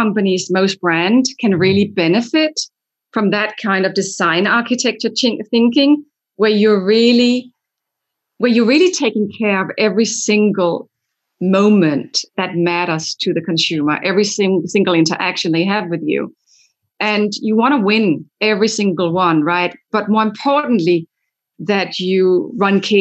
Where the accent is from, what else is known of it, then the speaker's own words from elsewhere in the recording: Denmark; moved away; I'm from Denmark where that's already in place